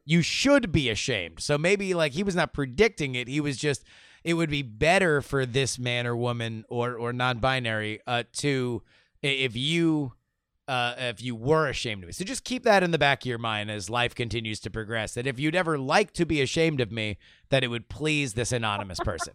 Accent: Broward County, Florida, United States; in Florida, we grew up in Broward County

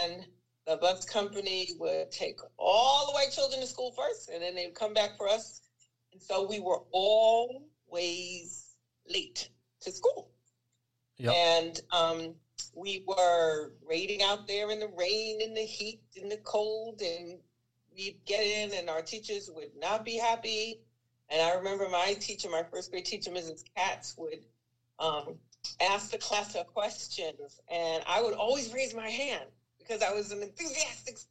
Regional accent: Roosevelt, New York, United States; also born or lived in St. Albans, Queens, New York; I was born and raised in St. Albans, Queens, then in Roosevelt, Long Island

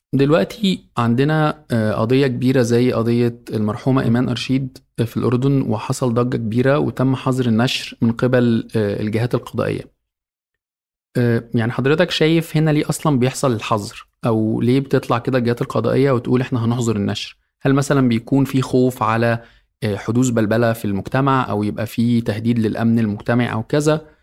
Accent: Egypt; عندنا في مصر

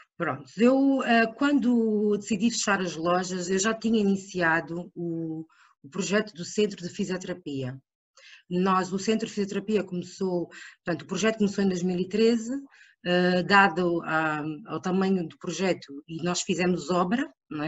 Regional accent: Angola; moved away; also born or lived in Portugal; sou angolana, uh, sempre estudei em Portugal e em Angola. Uh, regressei a Angola para trabalhar

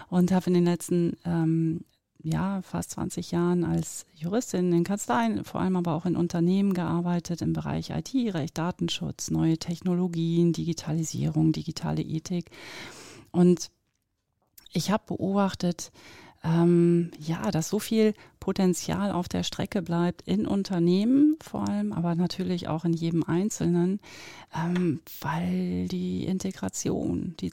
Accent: near Oldenburg, North German Plain, Lower Saxony, Germany; now in Zurich, Switzerland; ich bin auf vier Metern über Meeresspiegel geboren in der Nähe von Oldenburg, also norddeutsche Tiefebene nennt man das ja auch bin auf 44 Metern, das ist jetzt kein Witz mit diesen ganzen vielen, ähm, aufgewachsen. Und ähm, ja, lebe jetzt in Zürich in der schönen Schweiz

